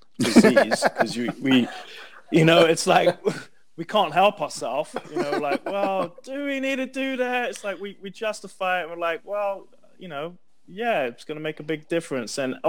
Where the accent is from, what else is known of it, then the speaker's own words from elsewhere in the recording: London, United Kingdom; moved away; also born or lived in Wembley; I'm from London